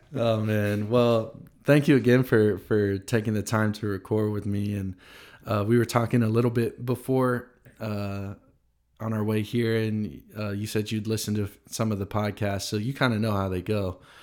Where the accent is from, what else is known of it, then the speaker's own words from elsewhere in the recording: Tennessee, United States; I grew up in Tennessee in the South